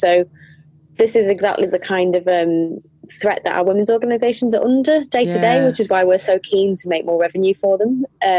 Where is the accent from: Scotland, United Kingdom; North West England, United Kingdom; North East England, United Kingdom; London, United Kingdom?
North East England, United Kingdom; North Tyneside; also born or lived in Yorkshire / Manchester / Bristol; I was born in Yorkshire and then moved to the Northeast, North Tyneside, when I was a kid. So, and I've lived in Manchester and Bristol, so dependi